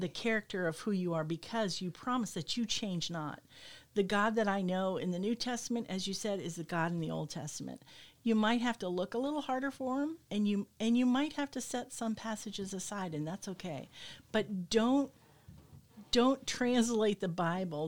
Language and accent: English; United States; both as an American and as a woman